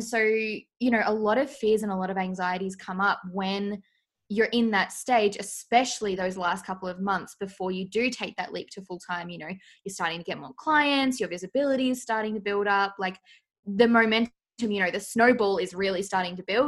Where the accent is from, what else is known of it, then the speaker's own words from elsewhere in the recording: Australia; accent: Australian; I'm from Australia, as you can tell by my lovely accent